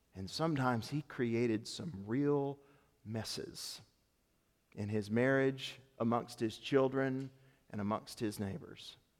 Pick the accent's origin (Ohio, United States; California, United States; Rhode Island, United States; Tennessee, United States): Tennessee, United States; I grew up in Tennessee